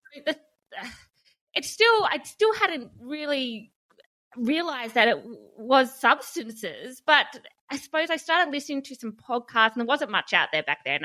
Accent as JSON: {"language": "English", "town": "Hobart", "region": "Tasmania", "country": "Australia", "tie": "born or raised there", "said": "I grew up in Hobart"}